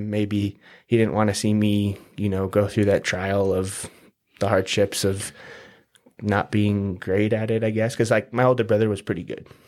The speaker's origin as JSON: {"language": "English", "town": "St. George", "region": "Utah", "country": "United States", "tie": "born or raised there", "also_born_or_lived": "Salt Lake City / Hawaii", "said": "I was born in Salt Lake, raised here in St. George since I was about nine. We moved from Hawaii, so we, we did a lot of moving around."}